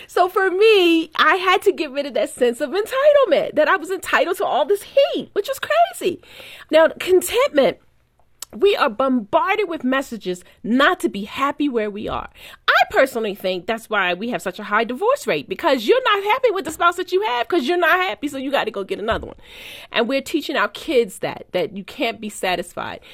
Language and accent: English; Baltimore, Maryland, United States; born or raised there